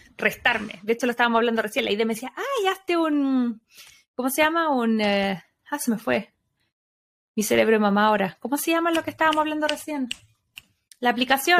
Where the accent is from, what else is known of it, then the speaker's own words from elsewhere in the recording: Chile; moved away as an adult; soy más chilena que los porotos